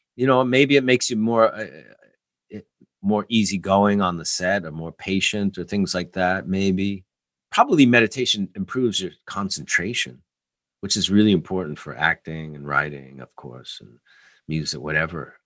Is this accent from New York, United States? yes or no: yes; New York, United States; as a New Yorker